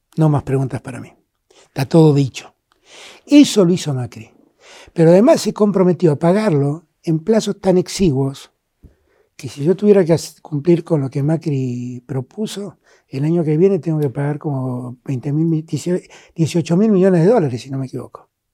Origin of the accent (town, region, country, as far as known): Argentina